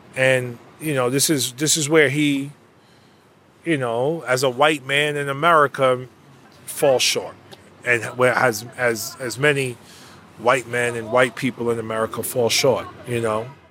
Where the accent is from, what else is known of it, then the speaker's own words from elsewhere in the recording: New York City, New York, United States; I grew up in, you know, close to Spanish Harlem